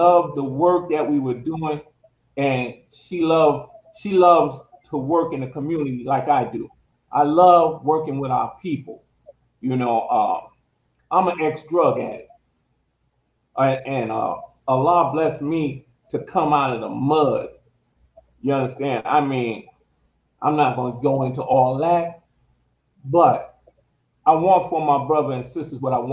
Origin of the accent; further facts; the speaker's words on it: New Jersey, United States; We're from New Jersey